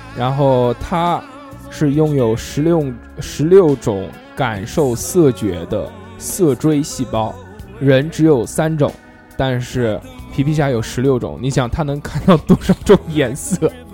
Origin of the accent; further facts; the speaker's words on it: Sichuan, China; 我们四川人讲，叫白龙门阵